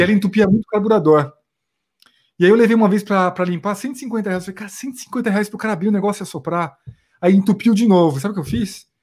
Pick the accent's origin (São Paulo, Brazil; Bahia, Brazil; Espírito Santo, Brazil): São Paulo, Brazil; Osasco; eu vim de Osasco, na verdade, eu, eu me criei lá em Osasco